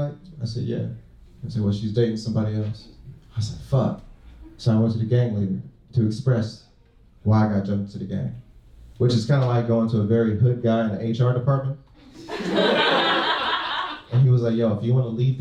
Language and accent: English; Los Angeles, California, United States; moved away as an adult; now in San Diego, United States; I was raised in South Central Los Angeles